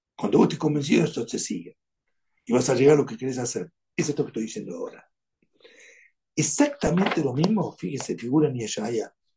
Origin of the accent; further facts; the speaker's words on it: Argentina; Soy argentino.